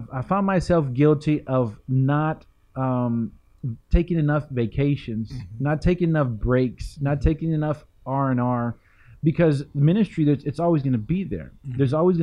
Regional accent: San Antonio, Texas, United States; I was born and raised here in San Antonio

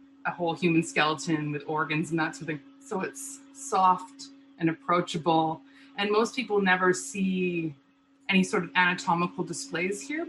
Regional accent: Lethbridge, Alberta, Canada; in my hometown

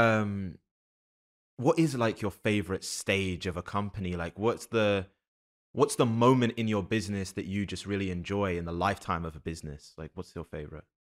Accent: London, United Kingdom; also born or lived in Canada; now in United States; I grew up in London, but then my family's been in the States since I was, like, ten

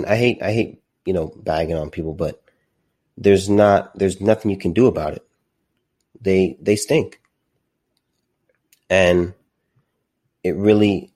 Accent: Southern California, United States; also born or lived in Azusa, California / Corona Norco area, California; I grew up in Southern California. I lived in Azusa for a little bit, and then my family moved to the Corona Norco area

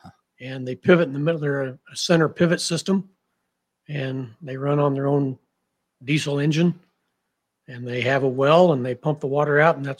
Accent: Sterling, Kansas, United States; moved away as an adult; now in Penn Yan, United States; my hometown, Sterling, Kansas, was all agriculturally based. Obviously, there weren't any vineyards, but it was all cash crop and cattle.

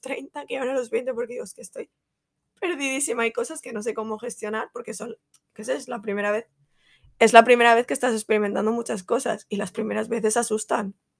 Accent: Valencia, Valencian Community, Spain; como buena valenciana y fallera

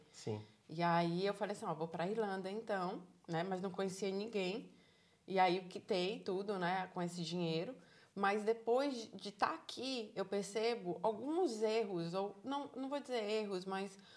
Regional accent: Salvador, Bahia, Brazil; moved away as an adult; now in Ireland; Sou de Salvador, Bahia. sou de Salvador, Bahia.

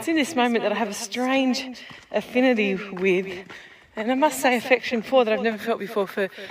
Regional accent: Western New South Wales, Australia; I'm from Western New South Wales, farm girl.

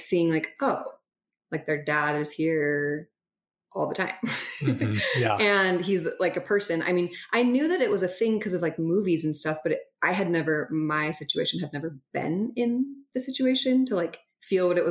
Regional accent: Holladay, Utah, United States; I grew up in Salt Lake in Holiday, and I did not grow up LDS

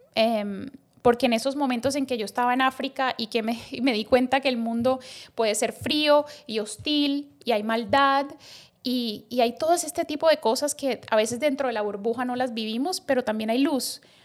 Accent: Colombia; moved away as an adult; also born or lived in Bogotá, Colombia; now in Dominican Republic; yo soy médica colombiana

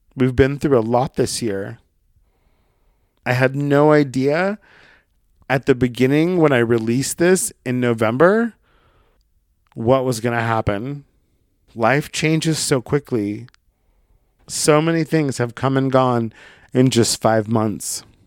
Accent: Brookings, Oregon, United States; moved away; my hometown, and I'll just let you Google Brookings, Oregon

